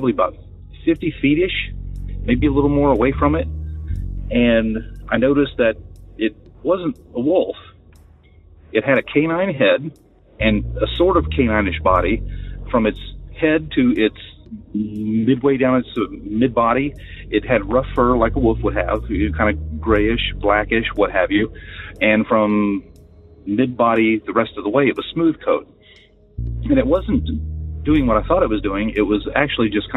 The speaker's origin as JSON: {"language": "English", "region": "West Virginia", "country": "United States", "also_born_or_lived": "Upper Michigan", "moved": "yes", "lives_now": "New Mexico, United States", "said": "I'm from West Virginia"}